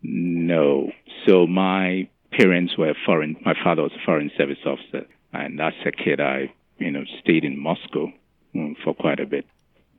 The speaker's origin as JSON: {"language": "English", "country": "Ghana", "tie": "born or raised there", "also_born_or_lived": "Baltimore, Maryland / Nevada", "moved": "as an adult", "lives_now": "Roanoke, United States", "said": "So I'm originally from Ghana in West Africa"}